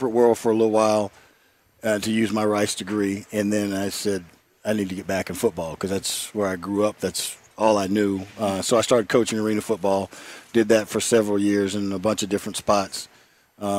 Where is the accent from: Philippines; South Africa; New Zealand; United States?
United States; Houston, Texas; I grew up in Houston, Texas